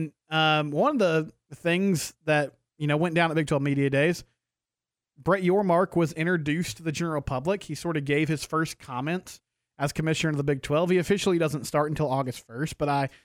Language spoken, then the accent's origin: English; McGregor, Texas, United States; I'm from McGregor